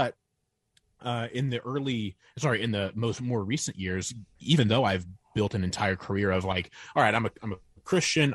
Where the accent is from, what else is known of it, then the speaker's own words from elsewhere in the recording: Northern Indiana, United States; I grew up in Northern Indiana